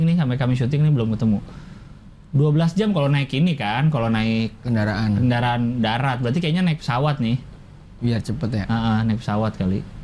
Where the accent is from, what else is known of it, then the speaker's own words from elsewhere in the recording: Jakarta, Indonesia; saya kan orang Jakarta kuliah di Bandung